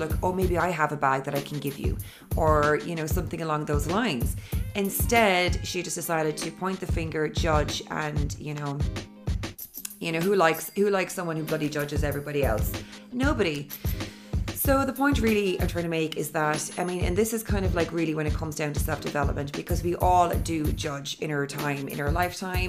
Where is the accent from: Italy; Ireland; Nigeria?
Ireland; Cork, Munster; also born or lived in London / Dublin / Sydney / Los Angeles; I live in Ireland, in Cork City. And I'm from Cork originally.